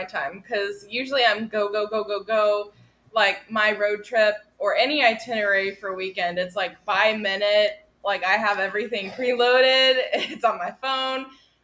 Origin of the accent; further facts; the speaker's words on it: the South, United States; we're from the South and it's very much a Southern mindset